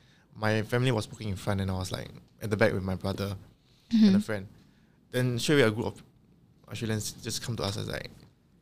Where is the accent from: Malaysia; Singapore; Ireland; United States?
Singapore; accent: Singlish